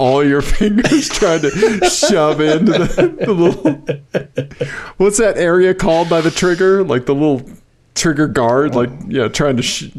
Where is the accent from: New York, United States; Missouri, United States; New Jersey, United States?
Missouri, United States; my home state of Missouri with, like, the little dangle at the bottom.